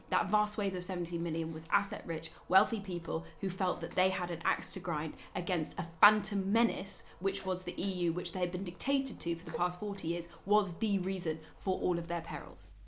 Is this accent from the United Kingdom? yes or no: yes; United Kingdom; moved away as an adult; also born or lived in Germany; now in Berlin, Germany; i used to be so proud of britain and being raised there especially when i came to germany